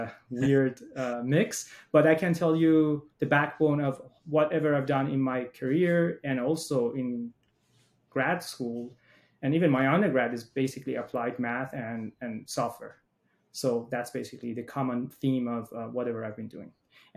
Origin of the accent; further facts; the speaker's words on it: Iran; moved away as an adult; now in United States; I grew up in Iran